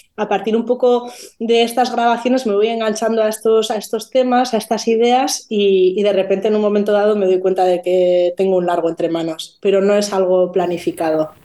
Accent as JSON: {"language": "Spanish", "region": "Basque Country", "country": "Spain", "said": "soy vasca"}